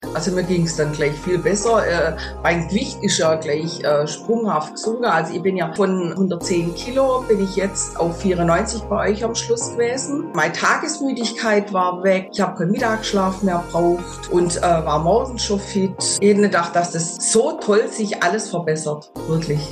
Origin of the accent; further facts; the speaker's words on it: near Stuttgart, Baden-Württemberg, Germany; ich komme aus der Nähe von Stuttgart